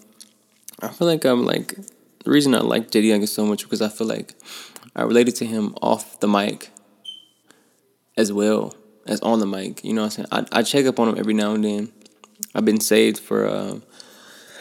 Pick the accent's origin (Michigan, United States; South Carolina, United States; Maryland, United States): Michigan, United States; Flint; I grew up in Flint, Michigan, on the north side